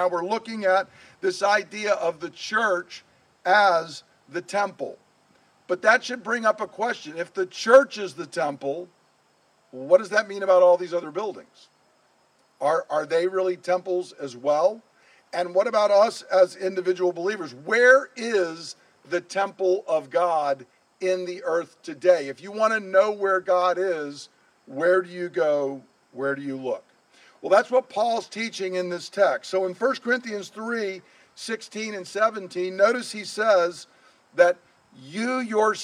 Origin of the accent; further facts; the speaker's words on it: Georgia, United States; accent: Southern; speaking in my good Southern with which I grew up in Georgia